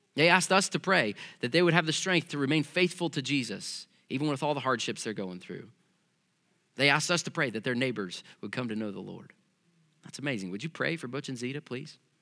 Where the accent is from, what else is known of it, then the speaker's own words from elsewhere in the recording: Missouri, United States; growing up in Missouri